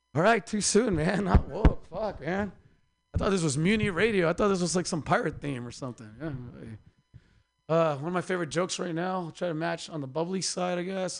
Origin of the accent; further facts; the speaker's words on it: Mexico; moved away; also born or lived in Oaxaca, Mexico / Mexicali, Mexico; I'm from Oaxaca and Mexicali